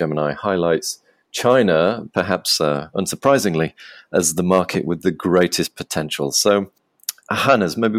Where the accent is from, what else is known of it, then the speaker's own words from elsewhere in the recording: England, United Kingdom; now in Krakow, Poland; I'm an Englishman sat in Krakow in Poland